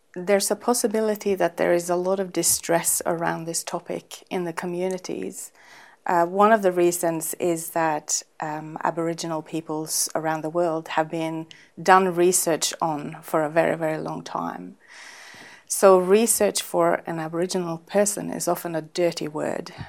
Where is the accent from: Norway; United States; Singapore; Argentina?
Norway; Northern Norway; now in Australia; I'm from Norway